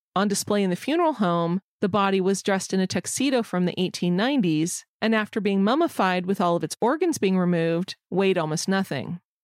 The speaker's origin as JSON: {"language": "English", "area": "Orange County", "region": "California", "country": "United States", "tie": "born or raised there", "also_born_or_lived": "Washington, D.C.", "moved": "yes", "said": "we grew up in Orange County"}